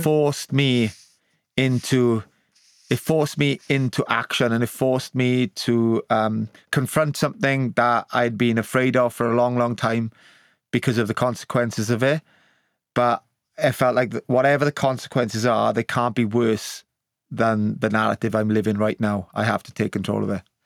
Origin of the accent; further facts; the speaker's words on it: Wales, United Kingdom; the honour of being born Welsh